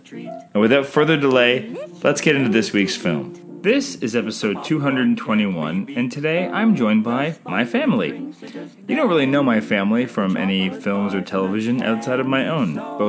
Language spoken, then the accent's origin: English; Canada